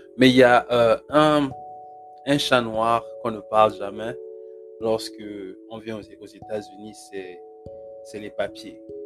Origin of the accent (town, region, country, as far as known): Gabon; born or raised there; moved away; also born or lived in Congo